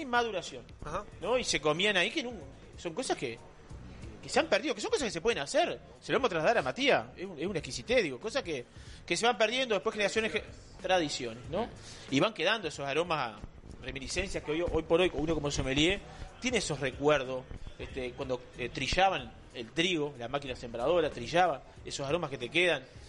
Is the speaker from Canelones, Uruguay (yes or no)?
yes; Cuchilla Alta, Canelones, Uruguay; soy de Cuchilla Alta, de Canelones